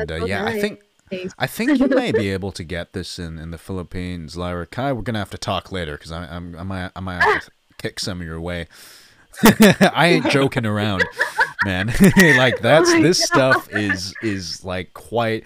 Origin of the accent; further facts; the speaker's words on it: Malaysia; moved away; I'm actually originally from Malaysia, so for me, spiciness runs in the family